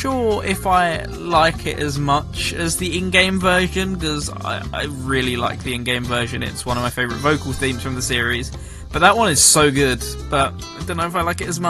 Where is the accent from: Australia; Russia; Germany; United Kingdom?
United Kingdom; England; I'm English